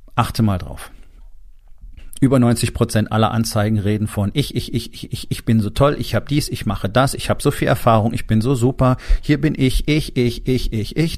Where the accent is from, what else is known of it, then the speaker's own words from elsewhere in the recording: Germany; bei uns in Deutschland